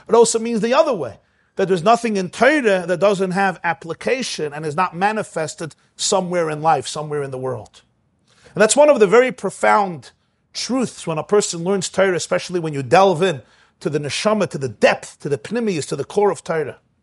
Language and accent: English; Brooklyn, New York, United States; moved away as an adult; now in Muncie, United States; I grew up in Brooklyn